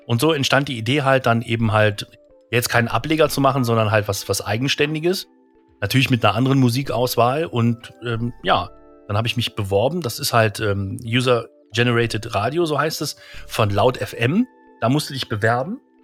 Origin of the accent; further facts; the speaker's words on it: Krefeld, North Rhine-Westphalia, Germany; bei uns in Krefeld